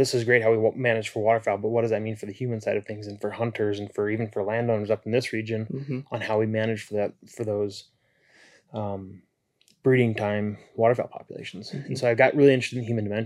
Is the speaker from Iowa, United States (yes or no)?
yes; Iowa, United States; moved away as an adult; also born or lived in South Dakota / Arkansas; now in North Dakota, United States; being from Iowa and growing up in Iowa initially and my whole life